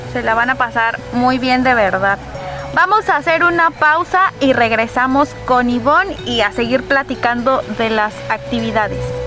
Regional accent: Oaxaca, Mexico; las que somos oaxaqueñas conocemos las rutas

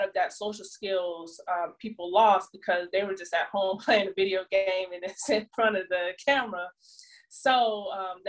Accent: Jonesboro, Georgia, United States; I moved back to my hometown, Jonesboro, Georgia. It's like south of Atlanta.

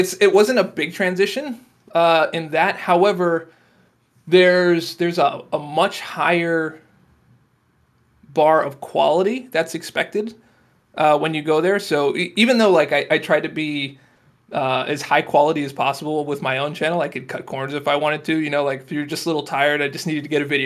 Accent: Florida, United States; moved away; I'm from Florida

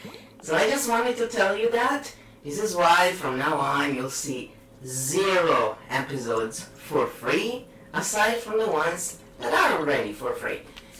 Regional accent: United Kingdom; But I am British, so of course we make shit up.

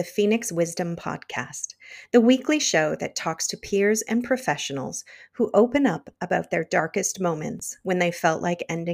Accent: Canada; We are both Canadians

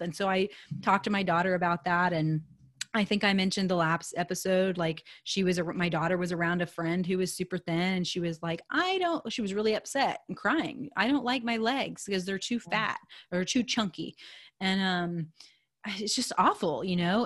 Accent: United States; I'm an American girl

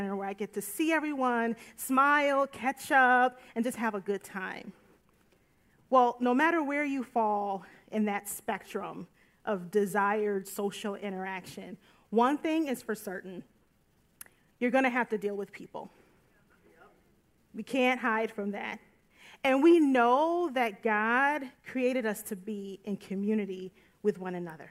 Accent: United States; an American born in the United States

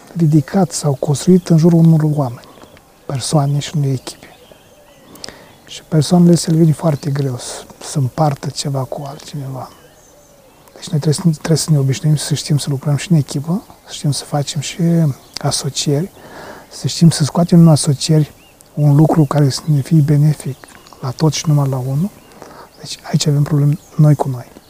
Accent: Romania

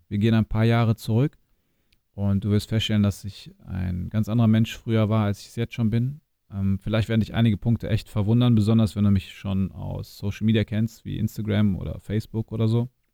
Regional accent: near Hanover, Lower Saxony, Germany; now in Düsseldorf, Germany; geboren und aufgewachsen in Niedersachsen in der Nähe von Hannover, in einem kleinen Ort, 20.000 Einwohner ungefähr, und habe meine Wurzeln in Bosnien

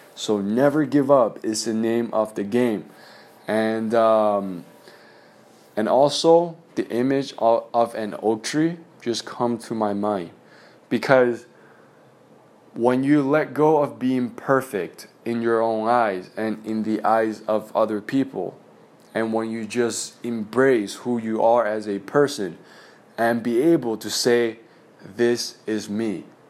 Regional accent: China; moved away; growing up in China, we had this testing system

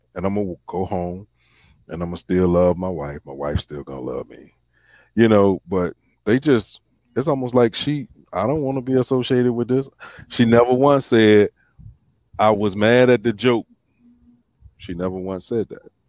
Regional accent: the South, United States; growing up in the South

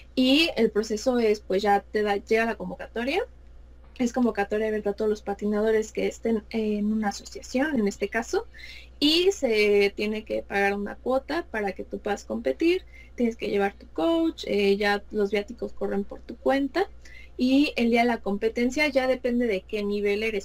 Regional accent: Mexico City, Mexico; soy de la Ciudad de México

